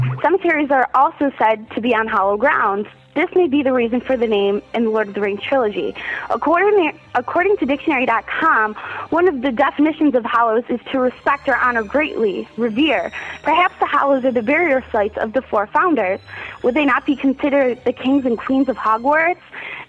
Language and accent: English; Roseville, Michigan, United States; from Roseville, Michigan.